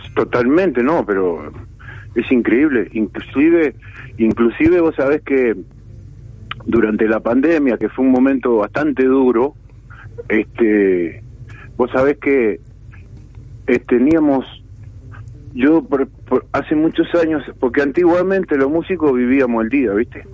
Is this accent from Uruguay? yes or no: yes; Uruguay; soy uruguayo y músico